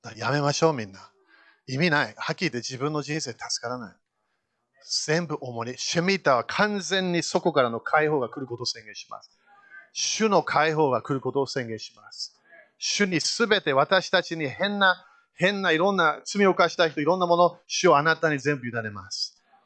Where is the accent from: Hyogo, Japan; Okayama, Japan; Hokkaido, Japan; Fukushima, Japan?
Fukushima, Japan; also born or lived in United Kingdom / United States; 私日本で生まれたんだよ。福島県福島市、三河台小学校行った